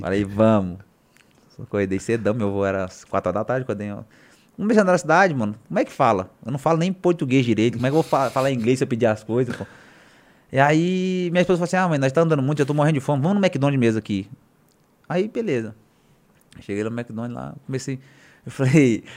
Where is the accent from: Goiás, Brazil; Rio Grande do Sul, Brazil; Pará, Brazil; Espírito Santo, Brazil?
Goiás, Brazil; Goiânia; Eu falei, Goiânia